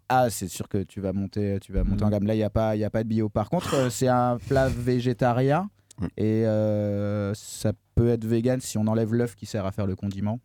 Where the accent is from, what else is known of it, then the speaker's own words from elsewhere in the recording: north-east France, France; now in Nantes, France; je suis originaire du, nord-est de la France